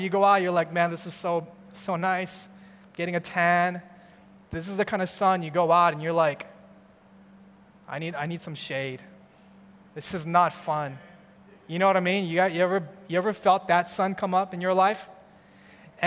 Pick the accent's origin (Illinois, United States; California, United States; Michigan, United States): California, United States; I'm from California, where we have the sun every day, every month, throughout the whole year, kind of different from Chicago